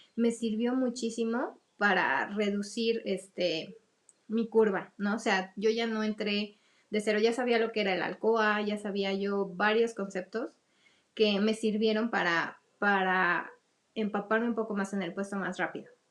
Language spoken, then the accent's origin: Spanish; Mexico; como mexicanos